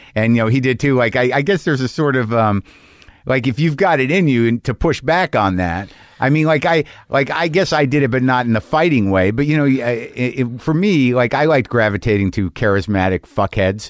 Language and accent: English; New Mexico, United States; I grew up in New Mexico